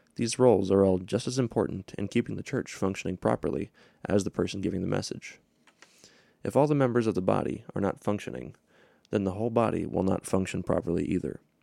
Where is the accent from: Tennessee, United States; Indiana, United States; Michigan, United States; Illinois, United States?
Michigan, United States; Hudsonville; I grew up in Hudsonville, Michigan, which is near Grand Rapids.